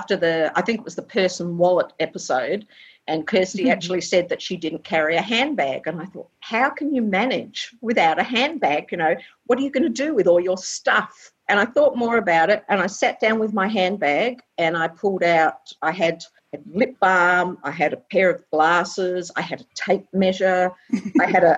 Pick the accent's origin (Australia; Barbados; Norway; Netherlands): Australia; Perth, Western Australia; also born or lived in England / Chidlow; now in Ballybally, Australia; I was born in England originally and came to Australia when I was 3, but we've always lived in Perth, around Perth